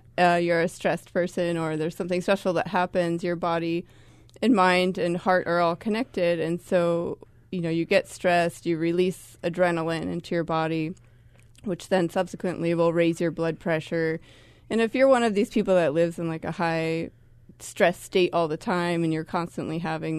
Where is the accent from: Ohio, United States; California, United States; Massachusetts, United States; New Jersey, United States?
Massachusetts, United States; Boston; I never hear horns here. I'm from Boston originally, so.